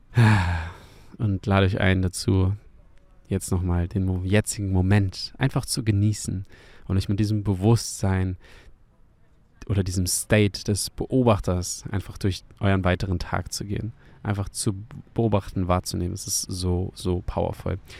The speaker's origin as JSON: {"language": "German", "region": "Hamburg", "country": "Germany", "tie": "born or raised there", "said": "meine Heimatstadt Hamburg"}